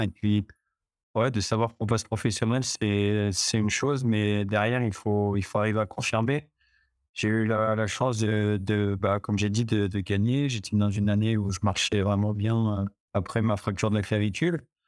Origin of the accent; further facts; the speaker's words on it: Chambéry, Auvergne-Rhône-Alpes, France; je viens de Chambéry, je suis savoyard. Bah, j'ai toujours été à Chambéry